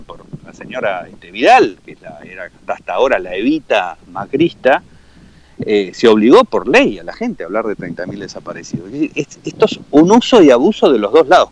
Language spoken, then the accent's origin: Spanish; Argentina; me desafiaste como argentino